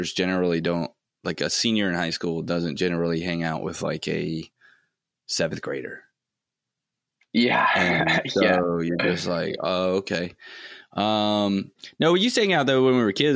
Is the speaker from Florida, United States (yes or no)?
yes; Florida, United States; growing up in Florida, like, I was always swimming or on boats